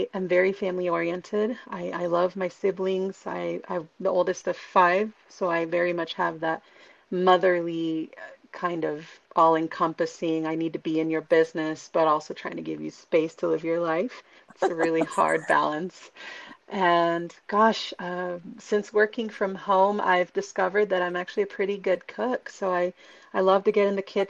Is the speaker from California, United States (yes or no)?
yes; Santa Barbara, California, United States; born and raised in Santa Barbara, California